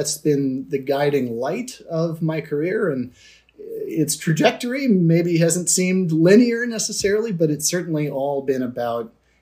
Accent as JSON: {"language": "English", "town": "Washington", "region": "District of Columbia", "country": "United States", "tie": "born or raised there", "said": "I was born and raised in Washington, D.C., in a very multi-ethnic neighborhood called Mount Pleasant"}